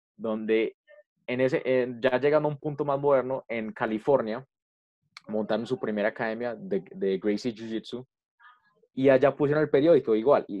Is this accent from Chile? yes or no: no; Colombia; nosotros como colombianos